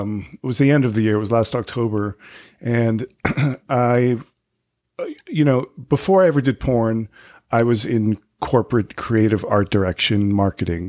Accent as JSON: {"language": "English", "area": "right outside of Boston", "region": "Massachusetts", "country": "United States", "tie": "born or raised there", "also_born_or_lived": "California / Provincetown", "moved": "as an adult", "lives_now": "New York City, United States", "said": "right outside of Boston"}